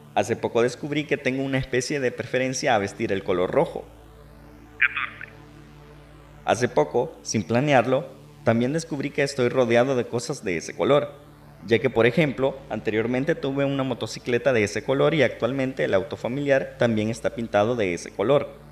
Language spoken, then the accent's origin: Spanish; Mexico